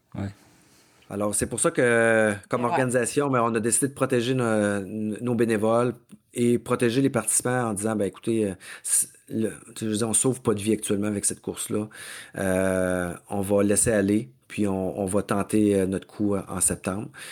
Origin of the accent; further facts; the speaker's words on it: Mauricie, Quebec, Canada; je suis du diable en Mauricie, de mon coin de pays aussi.